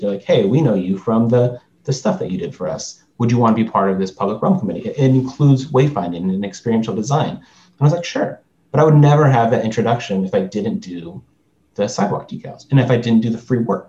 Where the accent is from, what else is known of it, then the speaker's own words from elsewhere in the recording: Long Beach, California, United States; I'm from Long Beach